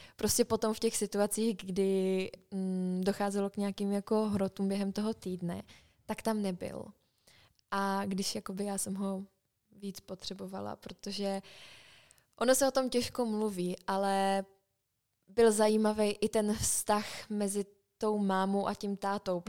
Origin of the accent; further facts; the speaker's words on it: Czechia; moved away as an adult; jsem z Česka